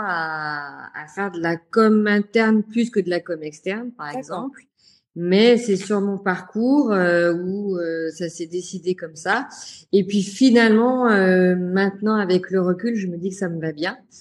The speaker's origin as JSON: {"language": "French", "town": "Lyon", "region": "Auvergne-Rhône-Alpes", "country": "France", "tie": "born or raised there", "said": "j'ai trouvé du travail à Lyon, comme quoi je ne devais pas quitter ma ville natale"}